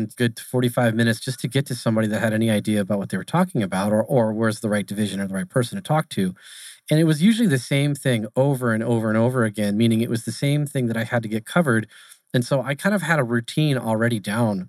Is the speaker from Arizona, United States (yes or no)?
yes; Arizona, United States; I'm born and raised in Arizona. So I stayed here. I never left